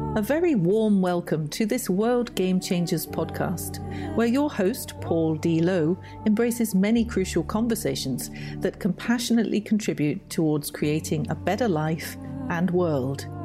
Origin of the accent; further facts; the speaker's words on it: Nottingham, East Midlands, United Kingdom; my hometown club in the third round of the FA Cup, Nottingham Forest